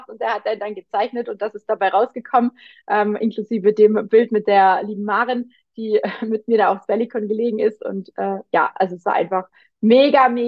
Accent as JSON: {"language": "German", "region": "Baden-Württemberg", "country": "Germany", "said": "ich bin eigentlich ursprünglich eine kleine Radlerin, ne? also bei uns, da wo ich herkomme, im Schwabenländle gibt es nicht groß wie Berge"}